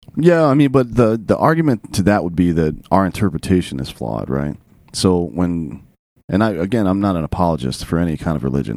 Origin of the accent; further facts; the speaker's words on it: upstate South Carolina, United States; also born or lived in Oregon; I'm from upstate South Carolina near Clemson University